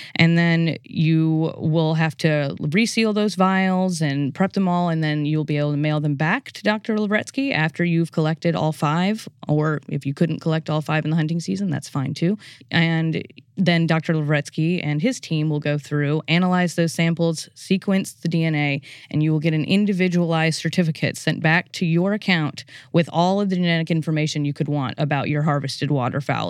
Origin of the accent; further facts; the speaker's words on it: New Orleans, Louisiana, United States; moved away; I'm originally from the New Orleans area in Louisiana.